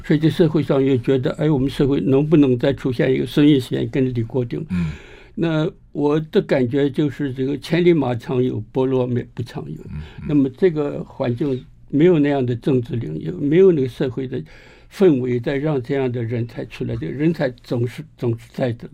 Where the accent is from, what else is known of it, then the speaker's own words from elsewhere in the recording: Shandong, China; now in Taiwan; 我讲一句五山东土话